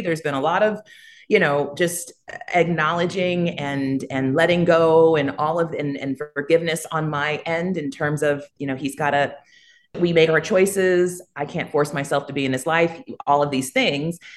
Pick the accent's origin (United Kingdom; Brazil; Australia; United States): United States; accent: American; moved away as an adult; also born or lived in Jamaica; now in Costa Rica; I'm American